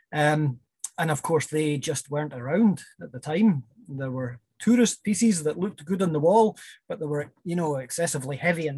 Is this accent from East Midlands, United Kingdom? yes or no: no; West Highlands, Scotland, United Kingdom; moved away; also born or lived in Edinburgh; I'm originally from the West Highlands, and first came to Edinburgh in 1992